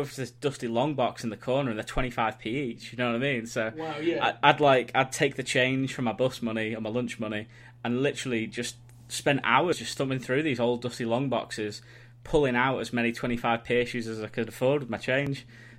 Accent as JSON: {"language": "English", "town": "Southport", "region": "North West England", "country": "United Kingdom", "tie": "born or raised there", "said": "my hometown of Southport"}